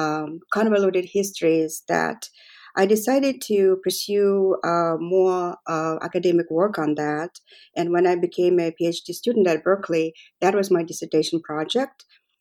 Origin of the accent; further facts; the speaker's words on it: Mongolia; Okay, so I was born and raised in Mongolia, and I studied art history all my life, mostly European art.